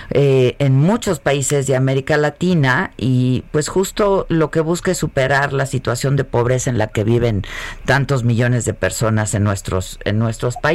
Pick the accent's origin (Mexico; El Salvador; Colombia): Colombia; Bogotá; Soy de Bogotá, de la capital.